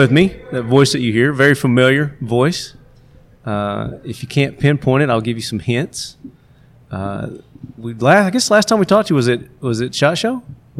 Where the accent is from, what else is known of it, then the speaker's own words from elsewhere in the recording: the South, United States; Because I'm from the South.